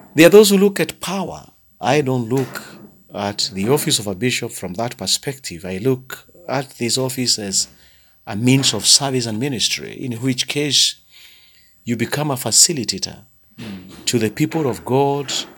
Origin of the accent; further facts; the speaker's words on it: Thika, Kiambu County, Kenya; I come from the Anglican Diocese of Thika in Kenya.